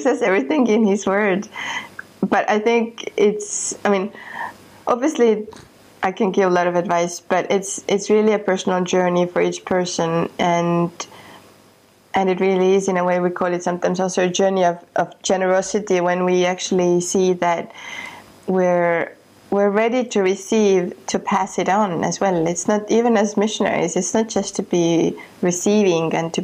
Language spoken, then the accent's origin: English; Estonia; moved away; I come from Estonia and from a country that was occupied when I was a child.